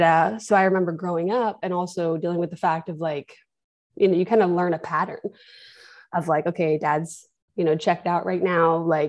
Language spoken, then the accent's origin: English; Jacksonville, Florida, United States; born there; also born or lived in Kentucky / Washington; I was born in Jacksonville, Florida. And we moved around a little bit when I got a little older. I lived in Kentucky for a short time. I also lived in Washington State because my father's from there